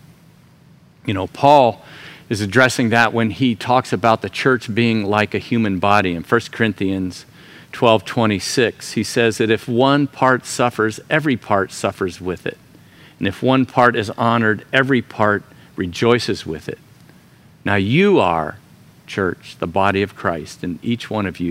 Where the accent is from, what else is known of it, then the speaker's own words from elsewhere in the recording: Florida, United States; moved away; Florida, my home state